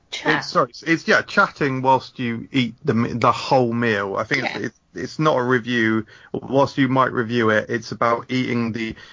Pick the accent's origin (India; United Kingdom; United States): United Kingdom; Manchester, North West England; Yeah, all right, and uh, I'm from Manchester, so